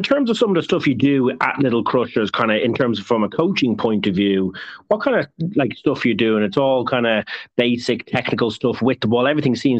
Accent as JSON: {"language": "English", "country": "Ireland", "said": "that's because I'm Irish."}